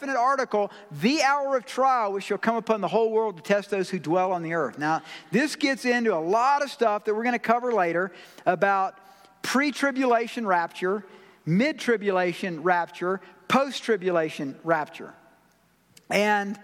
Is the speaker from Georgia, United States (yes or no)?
yes; Georgia, United States; I'm from Georgia